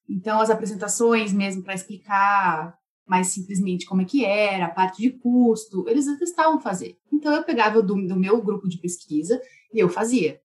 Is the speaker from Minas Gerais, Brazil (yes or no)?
no; Campinas, São Paulo, Brazil; moved away as an adult; nós somos de Campinas, interior de São Paulo, do Brasil